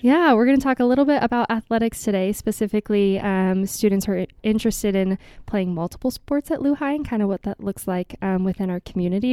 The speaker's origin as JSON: {"language": "English", "town": "Kansas City", "region": "Missouri", "country": "United States", "moved": "yes", "said": "I'm from Kansas City originally"}